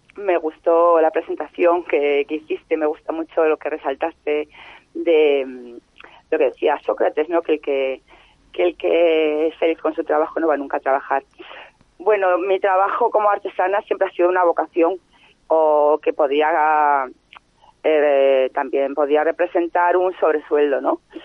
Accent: Asturias, Spain; now in Seville, Spain; yo soy asturiana, tengo aquí a mi familia política

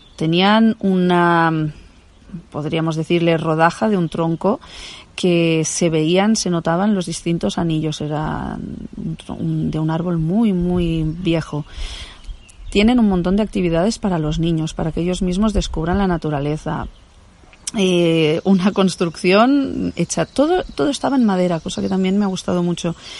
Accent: Barcelona, Catalonia, Spain; yo que soy de Barcelona, pues estoy acostumbrada a coches, ruido, motos

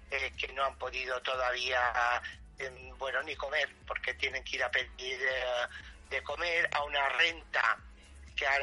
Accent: Spain; no sabían que España, que somos los caballeros de Europa, nos íbamos a ir a la mierda en economía

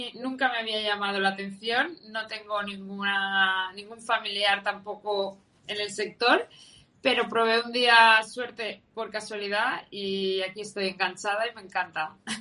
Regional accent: Valencia, Valencian Community, Spain; soy de Valencia

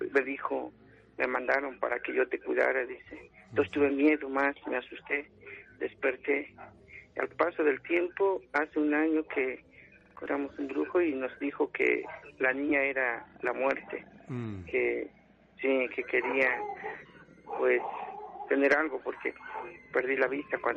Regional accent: Puebla, Mexico; now in Mexico City, Mexico; de Puebla y fue en mi pueblo, el municipio de en Cerdán, Puebla. Entonces ya cuando me vine aquí en la ciudad

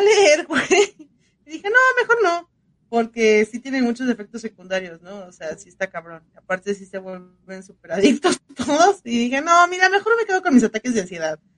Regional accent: Mexico; así somos mexicanos

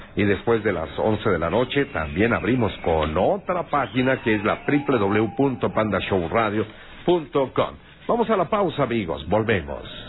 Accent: Guanajuato, Mexico; now in Mexico City, Mexico; siendo yo diputado local en mi tierra, en Guanajuato

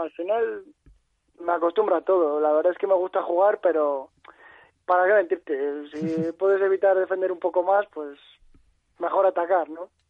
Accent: La Cistérniga, Castile and León, Spain; also born or lived in Palencia; es mi pueblo y donde vivo y donde me he criado

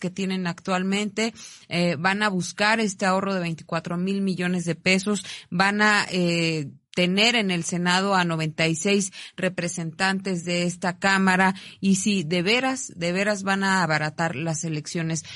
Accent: Mexico; como ciudadanos mexicanos

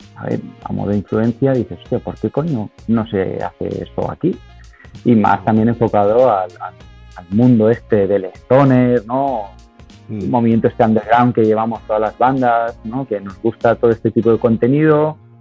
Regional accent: Alicante coast, Valencian Community, Spain; also born or lived in South of England; llevo aquí, llevo aquí desde los tres años en España ya, en la costa alicantina

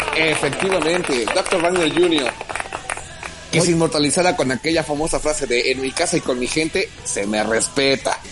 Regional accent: Mexico; nos identifica como mexicanos en el extranjero

